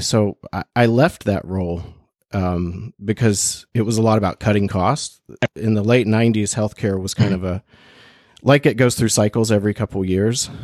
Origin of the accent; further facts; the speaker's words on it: Bluefield, West Virginia, United States; moved away as an adult; also born or lived in China / Portugal; I went to school in West Virginia. That's where I grew up. Mm-hmm. Um, I grew up in Bluefield, a small town in the South